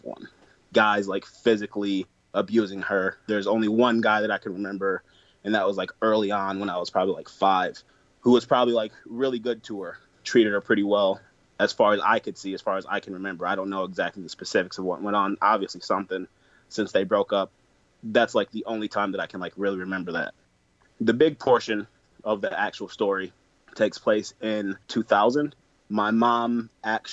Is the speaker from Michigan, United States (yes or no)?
yes; Flint, Michigan, United States; now in Detroit area, United States; that is my hometown